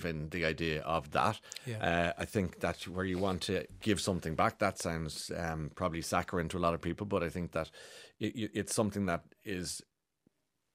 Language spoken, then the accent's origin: English; Ireland; I'm proud Irishman